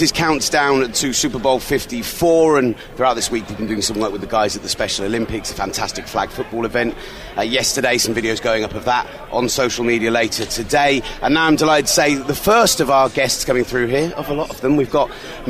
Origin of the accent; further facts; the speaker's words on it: London, United Kingdom; accent: Birmingham twang; also born or lived in Birmingham; No, I'm from London, but I lived in Birmingham for 2 or 3 years and do have a little bit of the twang.